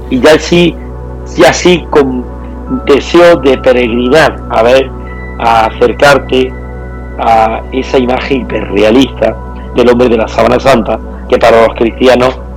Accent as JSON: {"language": "Spanish", "region": "Andalusia", "country": "Spain", "said": "Y antes de sacarla de España quería que fuera a nuestra tierra. Nosotros somos, somos granadinos, somos jiennenses"}